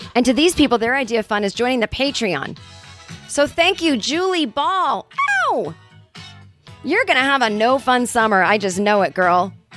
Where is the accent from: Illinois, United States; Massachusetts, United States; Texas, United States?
Massachusetts, United States; Boston; now in California, United States; my hometown of Boston, Massachusetts.